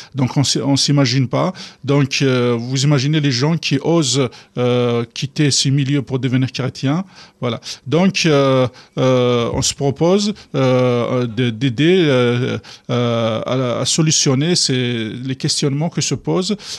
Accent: Kabylie, Algeria; moved away as an adult; now in France; quand je suis arrivé d'Algérie

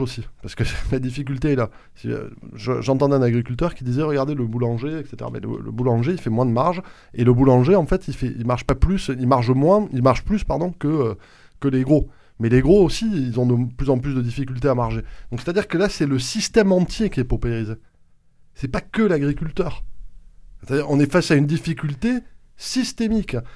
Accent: Haute-Garonne, Occitania, France; chez nous en Haute-Garonne

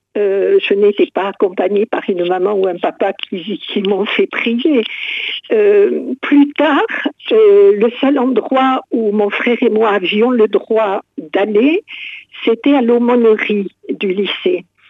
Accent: Montauban, Occitania, France; je suis originaire de Montauban

